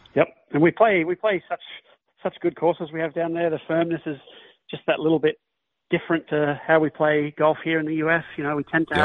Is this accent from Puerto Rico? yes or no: no; Melbourne, Victoria, Australia; I grew up in Melbourne